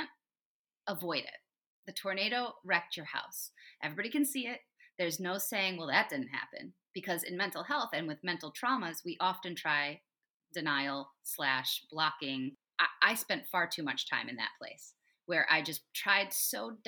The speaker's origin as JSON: {"language": "English", "region": "West Michigan", "country": "United States", "tie": "born or raised there", "also_born_or_lived": "California", "said": "I was born in California, but I grew up in West Michigan"}